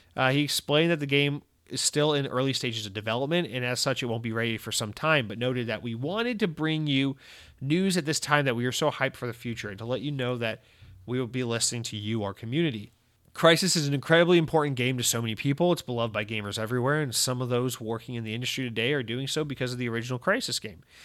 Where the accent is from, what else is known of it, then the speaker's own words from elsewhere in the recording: United States; as an American